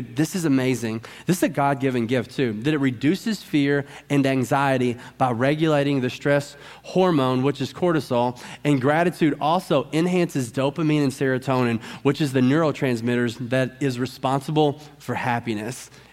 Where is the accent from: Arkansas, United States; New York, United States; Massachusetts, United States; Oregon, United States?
Arkansas, United States; I'm from Arkansas